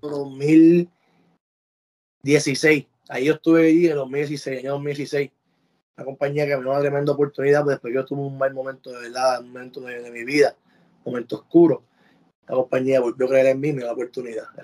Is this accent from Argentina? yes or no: no; Puerto Rico; moved away as an adult; now in United States; Cuando yo me fui de Puerto Rico